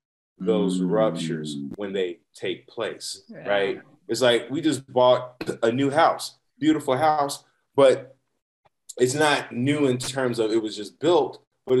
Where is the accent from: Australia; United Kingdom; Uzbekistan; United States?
United States; Chicago, Illinois; now in San Diego, United States; I'm from Chicago. I grew up you go to the barbershop every Sunday, right?